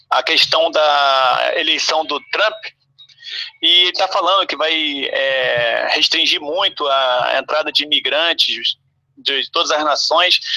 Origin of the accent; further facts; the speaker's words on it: Rio de Janeiro, Brazil; Isso, carioca, e breve estarei aí, Paulo.